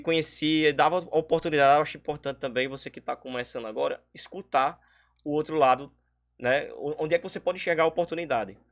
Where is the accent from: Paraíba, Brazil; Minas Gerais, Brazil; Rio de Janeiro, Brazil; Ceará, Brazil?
Paraíba, Brazil; São Bento; sou daqui de São Bento